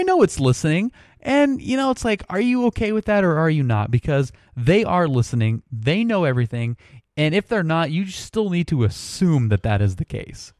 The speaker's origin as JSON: {"language": "English", "country": "United States", "said": "being an American"}